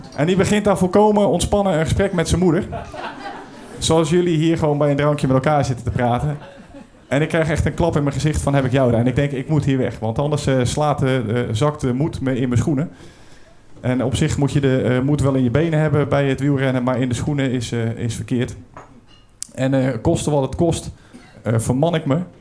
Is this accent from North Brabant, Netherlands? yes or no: no; Brielle, South Holland, Netherlands; Ik kom uit Den Briel, dat ligt een beetje onder de rook van Rotterdam.